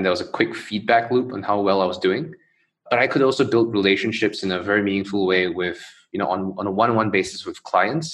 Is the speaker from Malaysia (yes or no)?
yes; Johor Bahru, Johor, Malaysia; I grew up in Malaysia, in Johor Bahru, basically a city right across the causeway